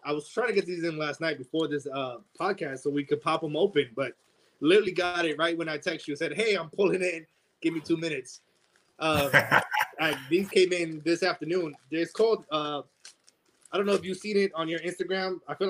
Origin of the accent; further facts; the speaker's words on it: South Carolina, United States; No, man. I grew up in South Carolina when I was a kid. So the story with my grandfather, it's in South Carolina. He had a ranch.